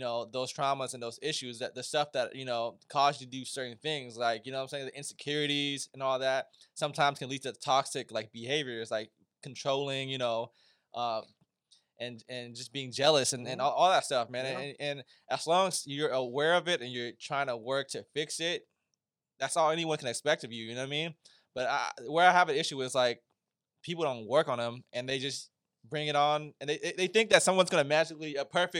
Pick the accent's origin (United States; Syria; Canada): United States; as an Asian man, you know, growing up in America